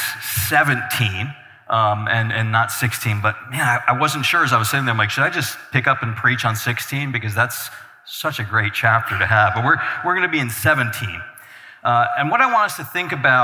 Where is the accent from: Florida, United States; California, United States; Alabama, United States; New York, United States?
New York, United States; Albany; moved away as an adult; now in Mineral, Virginia, United States; I'm originally from Albany, New York. Spent all my years in there pastoring